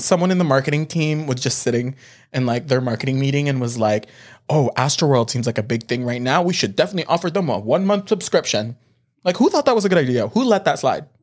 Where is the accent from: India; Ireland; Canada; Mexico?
Canada; we're Canadian.